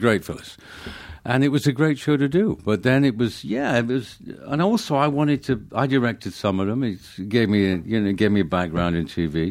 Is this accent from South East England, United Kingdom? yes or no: no; Manchester, North West England, United Kingdom; moved away; I grew up in, uh, Manchester